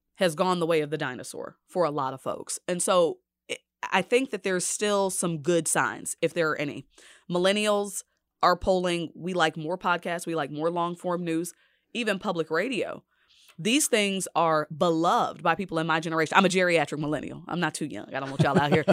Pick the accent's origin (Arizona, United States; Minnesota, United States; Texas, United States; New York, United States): Texas, United States; Dallas; moved away as an adult; now in Kansas City, United States; I'm from Dallas.